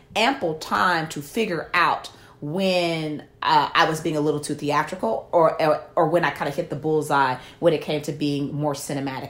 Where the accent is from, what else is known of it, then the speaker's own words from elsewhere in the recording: Memphis, Tennessee, United States; a young black woman growing up in Memphis, Tennessee